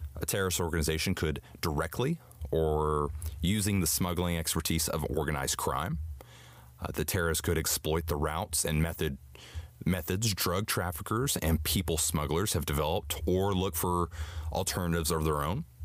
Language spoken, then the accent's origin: English; United States